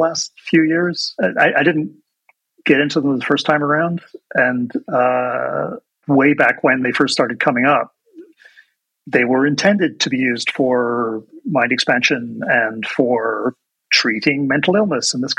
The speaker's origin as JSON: {"language": "English", "region": "England", "country": "United Kingdom", "moved": "yes", "said": "I'm originally from England"}